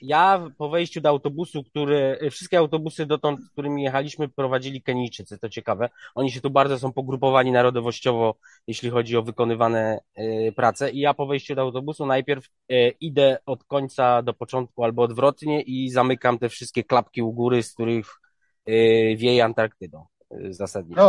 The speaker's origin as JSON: {"language": "Polish", "country": "Poland", "said": "jestem z Polski"}